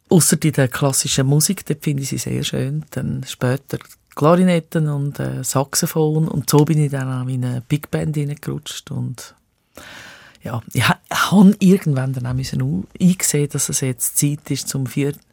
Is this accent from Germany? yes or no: no; Zurich, Switzerland; Ich bin die ersten sechs Lebensjahre habe ich im Letzigrund gewohnt, im damals ersten Hochhaus von Zürich.